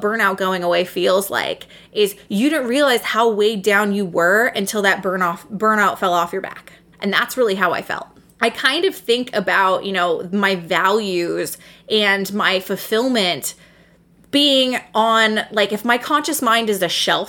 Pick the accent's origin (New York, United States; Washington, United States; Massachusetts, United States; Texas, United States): Washington, United States; Seattle; moved away as an adult; now in Michigan, United States; I was from Seattle